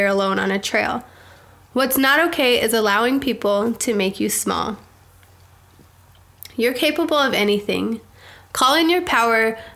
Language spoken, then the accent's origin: English; Provo, Utah, United States; moved away; I grew up in Provo